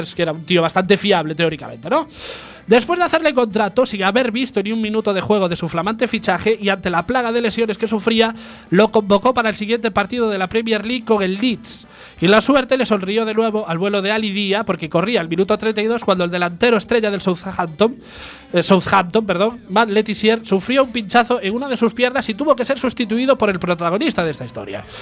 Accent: Galicia, Spain; en Galicia decimos prostituta y prostitución

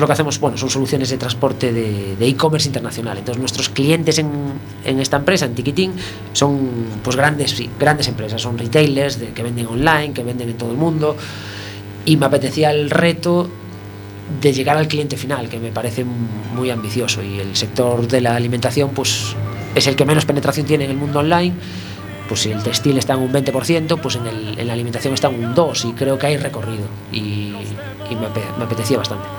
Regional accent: A Coruña, Galicia, Spain; somos de Coruña

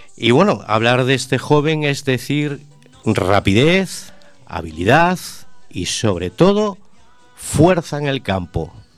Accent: Vigo, Galicia, Spain; born or raised there

